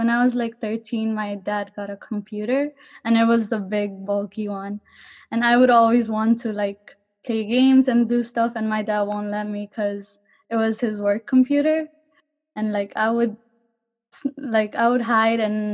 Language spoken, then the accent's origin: English; Kathmandu, Bagmati, Nepal; moved away as an adult; now in Garden City, United States; I'm from Kathmandu, Nepal